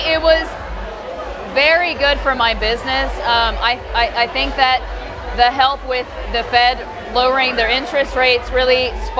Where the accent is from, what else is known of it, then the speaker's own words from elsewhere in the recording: Mexico City, Mexico; now in Houston, United States; Well, basically, I am from Mexico City.